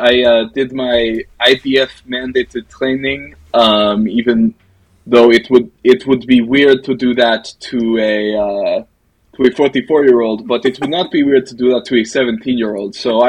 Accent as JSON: {"language": "English", "country": "Russia", "moved": "yes", "lives_now": "Israel", "said": "I have been here about 10 years. I am originally from Russia"}